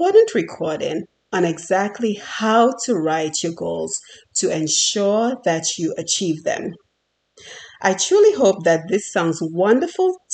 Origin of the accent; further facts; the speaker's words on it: Dominica; moved away as an adult; now in United States; I was born and raised on the beautiful island of Dominica.